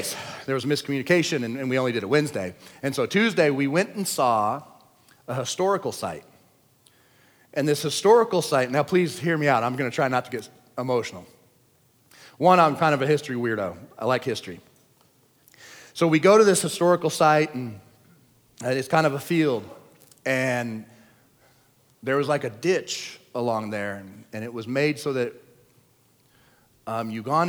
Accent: United States; I'm an American

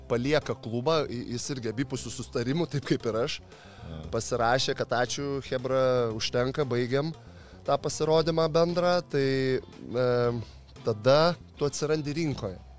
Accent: Lithuania; also born or lived in Kosovo; aš iš Lietuvo

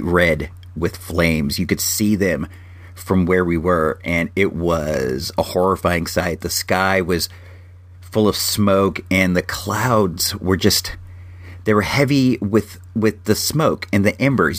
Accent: Santa Rosa, California, United States; my hometown of Santa Rosa, California

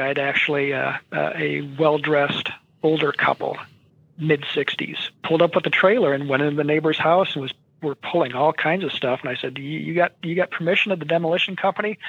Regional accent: Williamsburg, Iowa, United States; Williamsburg, Iowa, just uh, a little west of Iowa City, uh, which is my hometown

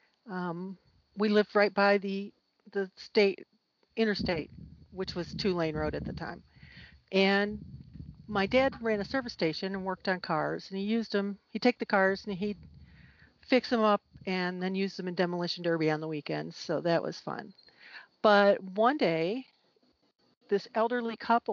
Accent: Owego, New York, United States; I grew up in upstate New York

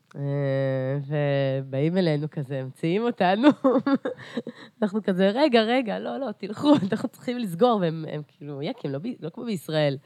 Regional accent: Beersheba, Southern District, Israel; also born or lived in Carpathians, Ukraine / Eilat; אני עליתי לארץ בגיל שש וחצי. אה, ו... אה, וגדלתי בבאר שבע

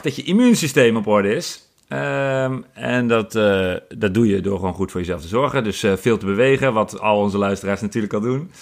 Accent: Apeldoorn, Gelderland, Netherlands; mijn geboortestad Apeldoorn

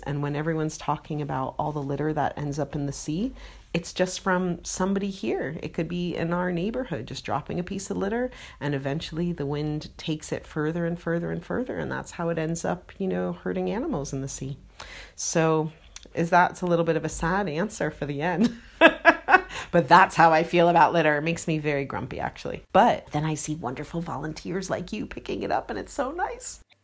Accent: United States; now in United Kingdom; being American

